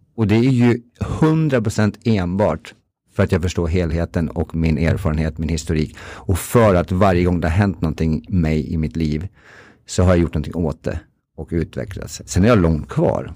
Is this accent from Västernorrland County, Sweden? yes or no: yes; Timrå, Västernorrland County, Sweden; jag är från Timrå, för detta hockeyspelare